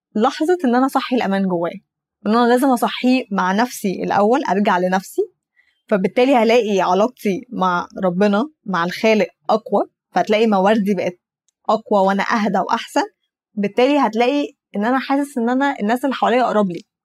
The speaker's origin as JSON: {"language": "Arabic", "country": "Egypt", "said": "انا مثلا مصريه عربيه"}